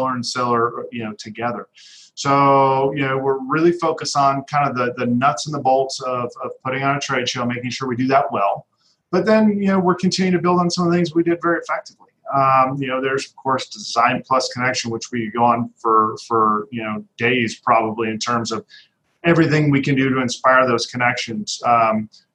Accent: Denver, Colorado, United States; moved away; I'm from Denver originally

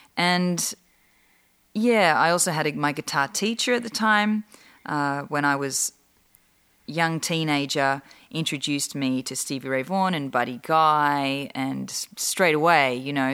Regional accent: Australia; now in Los Angeles, United States

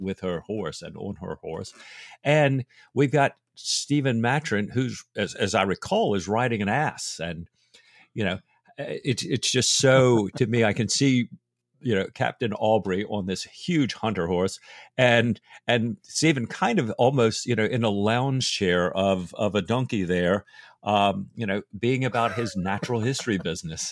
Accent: England, United Kingdom; as an Englishman

